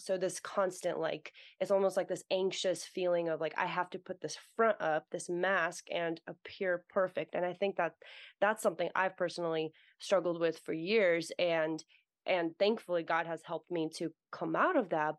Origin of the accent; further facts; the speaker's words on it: United States; also born or lived in Russia; I was born in Russia, and I grew up in America, so I'm Russian American